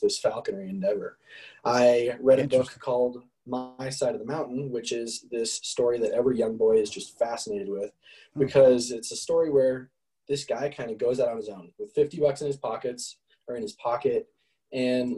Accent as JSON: {"language": "English", "town": "Parker", "region": "Colorado", "country": "United States", "tie": "born or raised there", "said": "I grew up in Parker, Colorado. Been here my whole life."}